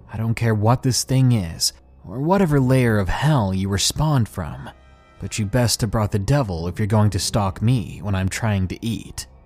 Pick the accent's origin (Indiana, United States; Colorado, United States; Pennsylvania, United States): Colorado, United States; Commerce City; So, I'm a 19 year old guy from Thornton, Colorado. I'm 6 foot 2 at a husky 240 pounds. I grew up in North Commerce City